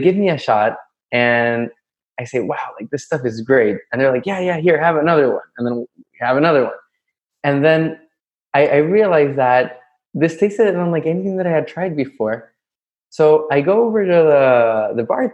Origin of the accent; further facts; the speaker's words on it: Santiago, Santiago Metropolitan Region, Chile; moved away as an adult; also born or lived in New York City; now in Florida, United States; I'm from Chile, by the way, from Santiago.